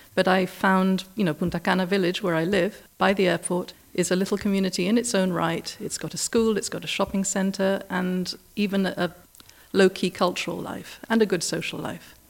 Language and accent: English; Gibraltar; also born or lived in United Kingdom; now in Dominican Republic; I was actually living in the U K at the time, but I'm from Gibraltar originally.